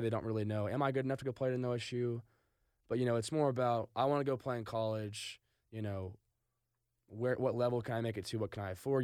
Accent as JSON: {"language": "English", "town": "Stillwater", "region": "Oklahoma", "country": "United States", "tie": "born or raised there", "said": "grew up in Stillwater, went to Stillwater High School"}